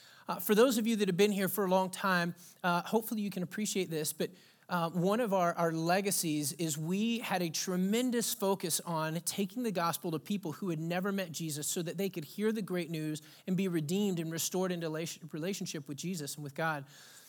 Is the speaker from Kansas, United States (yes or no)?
no; Texas, United States; now in Pacific Northwest, United States; I come from a rich Southern heritage. I was born and raised in Texas. My dad grew up in Pine Ridge, Mississippi, which he always says is an old Indian term for land of the redneck. And my mom's from Athens, Georgia.